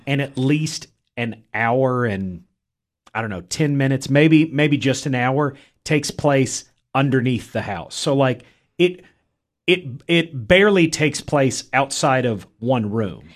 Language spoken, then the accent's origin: English; Middle Tennessee, United States; I am from Middle Tennessee